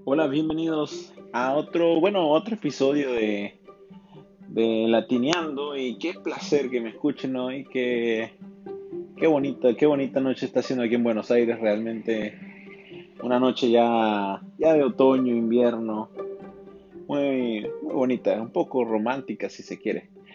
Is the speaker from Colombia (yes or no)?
no; Venezuela; viví una época muy bonita en Venezuela, creciendo en Venezuela.